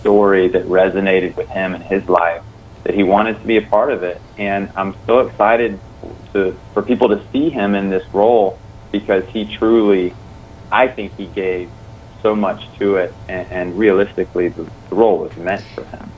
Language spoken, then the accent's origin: English; South Carolina, United States; I grew up in the South, in South Carolina